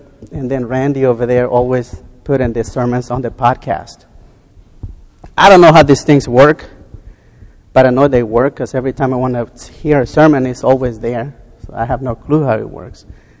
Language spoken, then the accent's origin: English; the South, United States; born there; Most of you know that I was born in the South. And very poor back in the South.